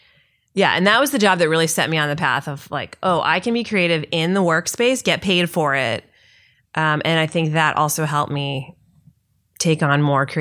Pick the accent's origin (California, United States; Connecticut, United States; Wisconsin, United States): Connecticut, United States